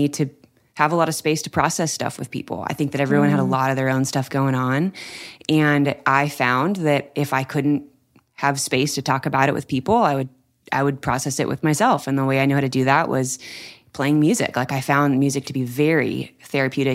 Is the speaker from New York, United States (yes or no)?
no; Anaheim, California, United States; I grew up in California, right down the street from Disneyland.